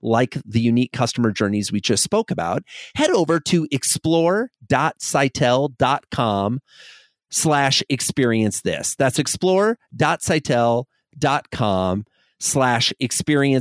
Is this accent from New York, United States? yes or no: no; Iowa, United States; I grew up in Iowa in a farming community